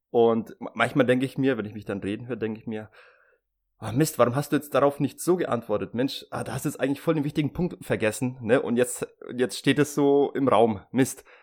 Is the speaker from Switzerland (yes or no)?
yes; Switzerland; Ja, ich bin Schweizer.